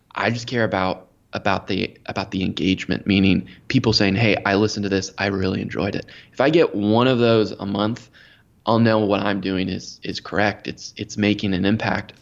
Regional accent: Maryland, United States; born and raised in Maryland, just outside of D C, the nation's capital.

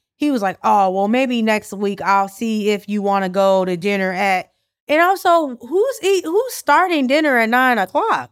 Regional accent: Chicago, Illinois, United States; I am truly, like, a born and bred Chicagoan

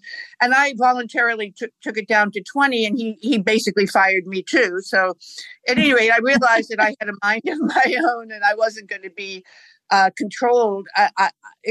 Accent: Boston, Massachusetts, United States; I grew up in Boston

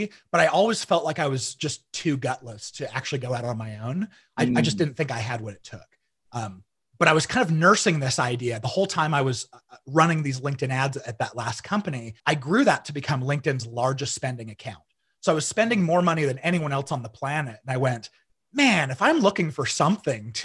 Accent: Arizona, United States; now in Utah, United States; So I grew up about half in Utah and the other half in Arizona. Arizona's more of what I remember. I mean, it was like junior high and high school

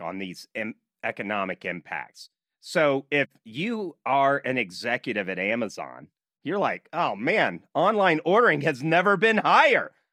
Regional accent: Nashville, Tennessee, United States; now in Utah, United States; I'm from Nashville before I moved out to Utah

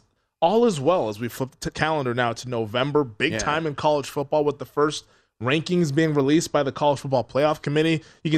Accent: Pacific Northwest, United States; moved away as an adult; I'm from the Pacific Northwest, so where I should be used to the cold or at least colder temperatures.

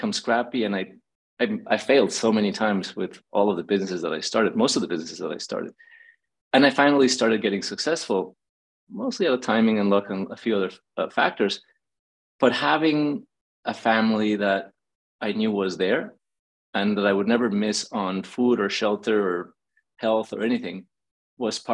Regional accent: Mexico City, Mexico; now in Los Angeles, United States; I was born in Mexico City

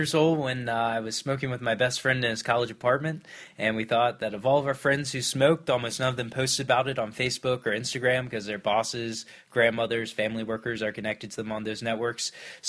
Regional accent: Virginia Beach, Virginia, United States; Virginia Beach.

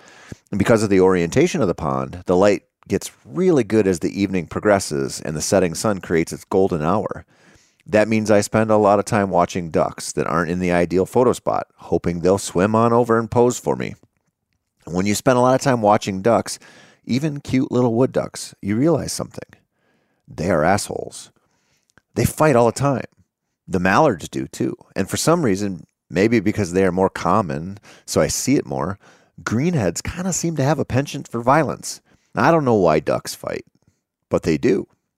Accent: Minnesota, United States; I grew up in the Driftless area of Minnesota, where spring-fed streams and the trout that live in them dominated much of my outdoor time for a good portion of my formative years.

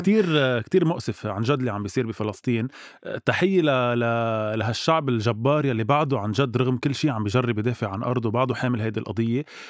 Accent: Lebanon; نحن كشعب لبناني وعربي بشكل عام

